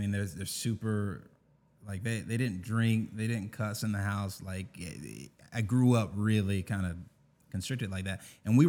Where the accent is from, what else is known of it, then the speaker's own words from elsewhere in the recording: Augusta, Georgia, United States; So I'm from Augusta, born and raised.